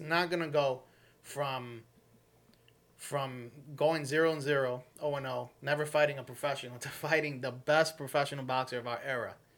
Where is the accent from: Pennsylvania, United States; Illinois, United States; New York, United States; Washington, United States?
New York, United States; we're all from New York. Yeah. So sometimes you will hear our New York slang